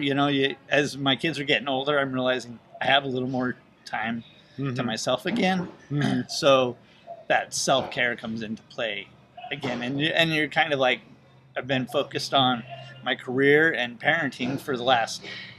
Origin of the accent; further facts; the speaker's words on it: Utah, United States; moved away as an adult; also born or lived in California / Colorado / St. Louis; I grew up in Utah.